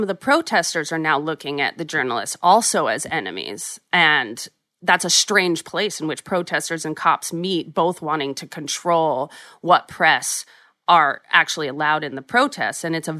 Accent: New York City, New York, United States; being a New Yorker

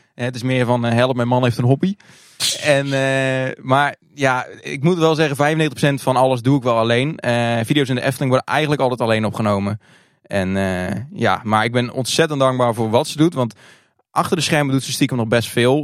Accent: Hardinxveld-Giessendam, South Holland, Netherlands; Ik kom uit het Hardingshot Giesendam. de naam van het dorp is langer dan het dorp zelf. ik ben geboren in 1991, ook in Hardingshot Giesendam.

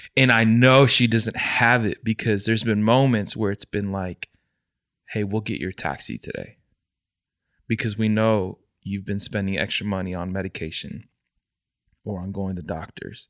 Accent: United States; growing up in the States, I never got to experience what my parents experienced culturally

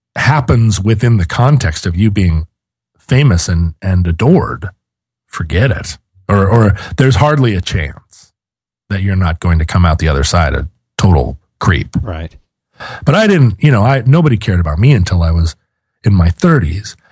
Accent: Seattle, Washington, United States; I'm from Seattle

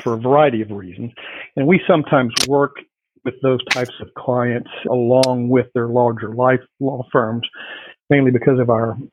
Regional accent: Houston, Texas, United States; also born or lived in Shreveport, Louisiana; grew up in Houston then? Yes, mostly on the west side

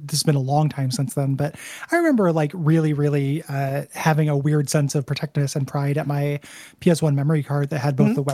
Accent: United Kingdom; I grew up in Britain in the 90s and thought at the time that I just didn't like music

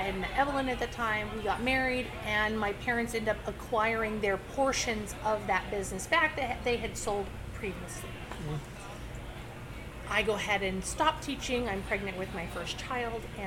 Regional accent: Tonopah, Arizona, United States; also born or lived in Buckeye, Arizona; We come from the West Valley. Jacob was in Arlington and I came from Tonopah. Those were our prospective elementary schools. We both went to Buckeye High School.

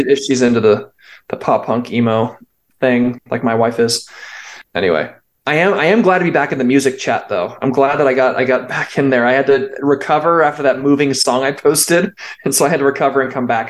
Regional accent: California, United States; now in Utah, United States; I am also from California and now live in Utah

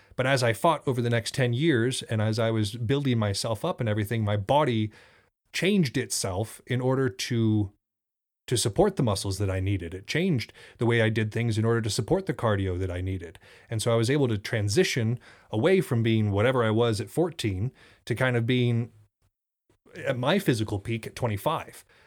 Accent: Thompson Falls, Montana, United States; I grew up in Thompson Falls for the first six years of my life

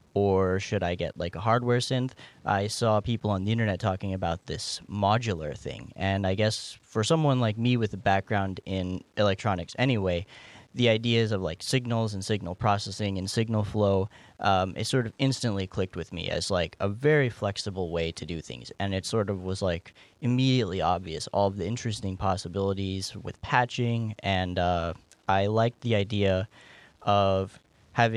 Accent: North Carolina, United States; I grew up in North Carolina

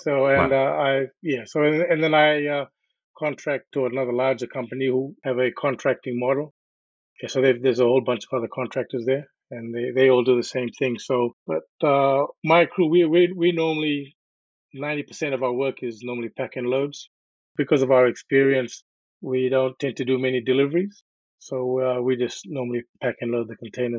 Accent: New Zealand; now in Australia; Well, I came to Australia from New Zealand in 1999

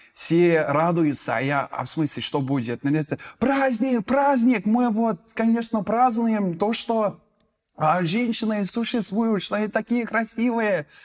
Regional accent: United Kingdom; Russian is a second language; now in Moscow, Russia; я из Великобритании, живу в Москве

